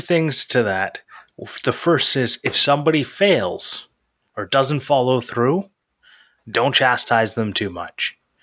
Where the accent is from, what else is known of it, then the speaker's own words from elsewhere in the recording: Canada; I'm Canadian